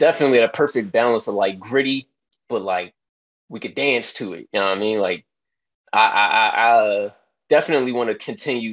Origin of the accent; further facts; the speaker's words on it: Philadelphia, Pennsylvania, United States; I'm from Philly